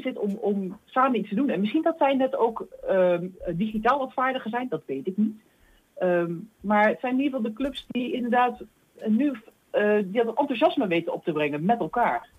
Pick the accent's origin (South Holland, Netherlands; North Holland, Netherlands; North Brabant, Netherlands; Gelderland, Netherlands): Gelderland, Netherlands; Achterhoek; accent: soft G; ik kom zelf uit de Achterhoek, dus bij mij zit er al iets een zachte G